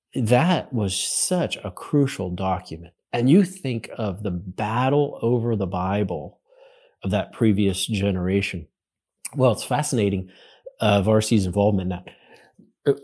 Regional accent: Western Pennsylvania, United States; I grew up in Western Pennsylvania

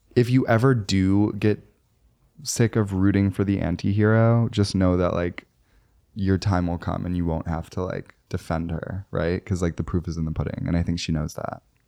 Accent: Chicago suburbs, Illinois, United States; now in New York City, United States; I say I'm from Chicago when really I'm, like, from the burbs

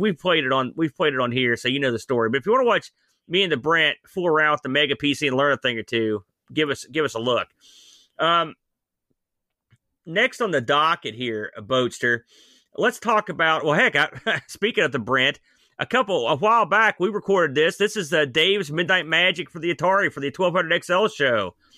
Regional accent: New Jersey, United States; now in West Virginia, United States; I'm from New Jersey, technically

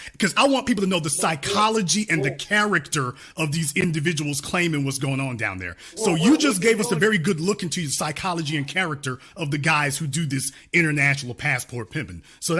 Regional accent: Shreveport, Louisiana, United States; moved away; also born or lived in Dallas, Texas; I'm born and raised in Louisiana, lived in Dallas, Texas.

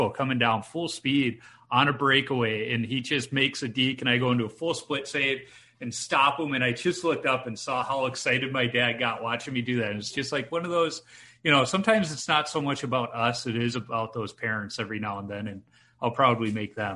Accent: Chicago, Illinois, United States; I grew up in Chicago

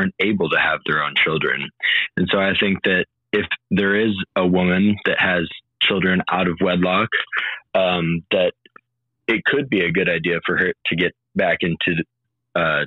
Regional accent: United States; I'm from the United States.

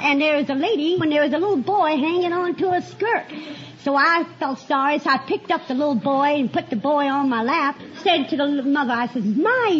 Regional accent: Norfolk, Virginia, United States; Me, I'm born and raised in Norfolk, Virginia.

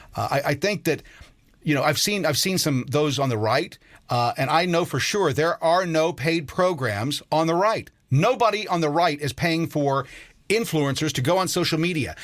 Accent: United States; I'm an American citizen.

